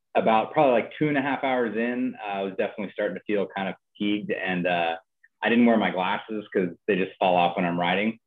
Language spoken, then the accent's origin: English; Napa, California, United States; moved away as an adult; now in Nashville, United States; I stayed in my hometown. I'm from Napa, California, and I just stayed there